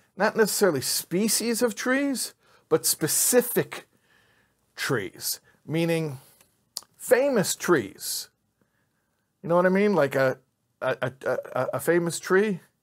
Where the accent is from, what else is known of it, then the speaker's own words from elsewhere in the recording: Chicago, Illinois, United States; moved away; I grew up in Chicago